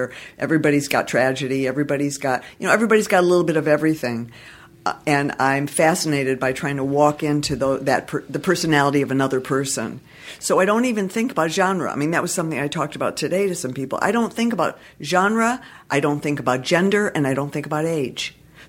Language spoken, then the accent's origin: English; Detroit, Michigan, United States; now in Los Angeles, United States; I'm from Detroit originally.